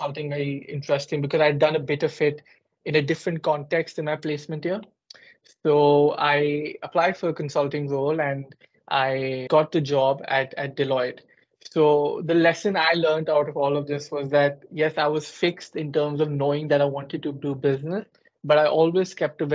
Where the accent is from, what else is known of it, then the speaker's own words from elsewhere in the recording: Gurgaon, Haryana, India; moved away as an adult; also born or lived in Delhi, India; now in United Kingdom; I was born and bred in India, in particular in Delhi, or if people who are from India, they will know Gurgaon, which is close to Delhi. And I lived there up until the age of 18.